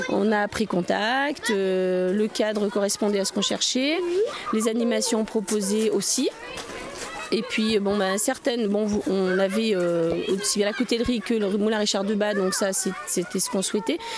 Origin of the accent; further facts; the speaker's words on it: Puy-de-Dôme, Auvergne-Rhône-Alpes, France; moi je suis du Puy de Dôme